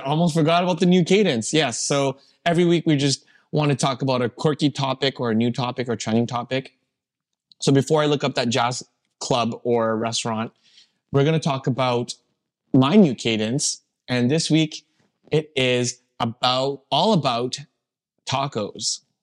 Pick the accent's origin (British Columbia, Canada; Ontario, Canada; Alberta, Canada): Alberta, Canada; Calgary; I grew up in Calgary